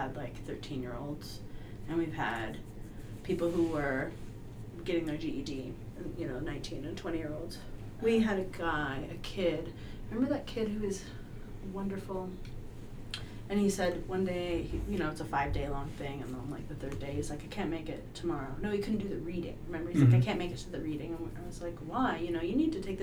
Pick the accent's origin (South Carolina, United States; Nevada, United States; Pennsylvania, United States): Nevada, United States; Pahrump; moved away as an adult; also born or lived in Reno, Nevada; my hometown in Pahrump, Nevada